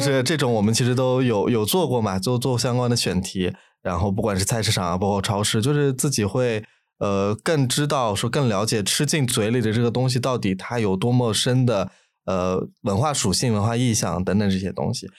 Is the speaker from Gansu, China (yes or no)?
yes; Lanzhou, Gansu, China; moved away; 如果比如说我是兰州人嘛，我能在河马看到